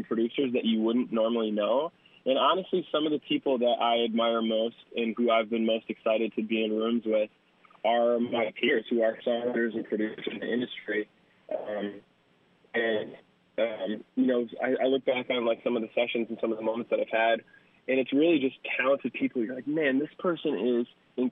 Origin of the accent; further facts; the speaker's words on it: Madison, Wisconsin, United States; moved away as an adult; also born or lived in Twin Cities, Minnesota / Chicago; now in Los Angeles, United States; Very much a Wisconsin boy. I was born in Madison, lived here my whole life